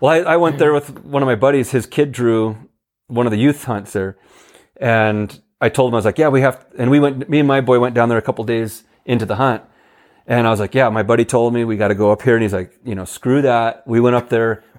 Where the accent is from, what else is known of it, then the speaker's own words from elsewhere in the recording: Oregon, United States; now in New Mexico, United States; I'm from Oregon